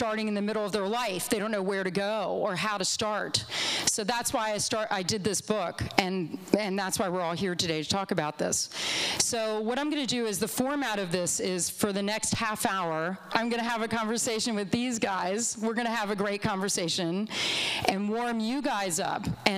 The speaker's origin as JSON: {"language": "English", "town": "Olney", "region": "Maryland", "country": "United States", "tie": "born or raised there", "said": "and I was raised in Olney, Maryland."}